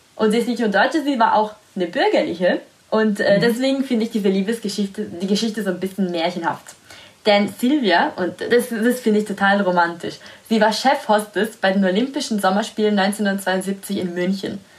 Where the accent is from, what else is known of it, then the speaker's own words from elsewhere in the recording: Italy; German is a second language; moved away; da, wo ich herkomme, Italien